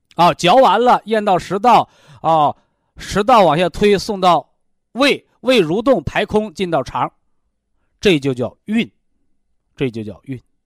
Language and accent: Chinese; China; 我们中国人